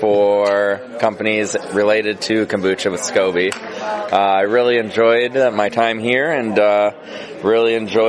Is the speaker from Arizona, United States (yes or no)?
no; Detroit, Michigan, United States; moved away as an adult; now in Kalamazoo, United States; I'm from the Metro Detroit area, but I now live in Kalamazoo. I'm a Western Michigan University grad.